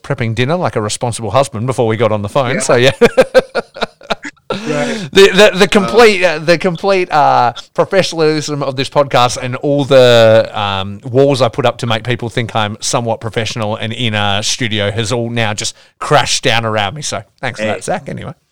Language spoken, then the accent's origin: English; Geraldton, Western Australia, Australia; I grew up in Geraldton, which is a smaller city north of Perth, Western Australia